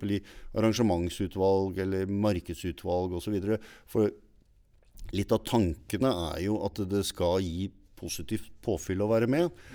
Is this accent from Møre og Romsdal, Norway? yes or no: no; Stavanger, Rogaland, Norway; now in Larvik, Norway; jeg er oppvokst i Stavanger